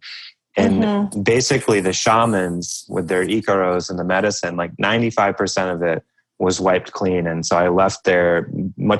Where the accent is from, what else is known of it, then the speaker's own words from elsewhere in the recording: United States; growing up in America, growing up with a military father